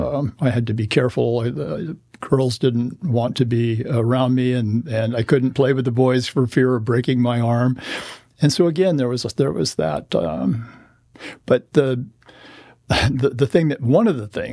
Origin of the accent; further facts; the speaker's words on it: Corvallis, Oregon, United States; I was born in Corvallis, Oregon, a native Oregonian